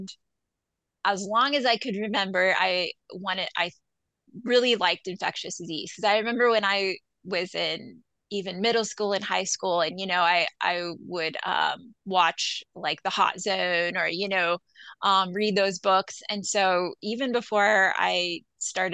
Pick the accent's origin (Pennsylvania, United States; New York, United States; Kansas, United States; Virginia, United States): Kansas, United States; Colby; I'm from Western Kansas, Northwest Kansas, from Colby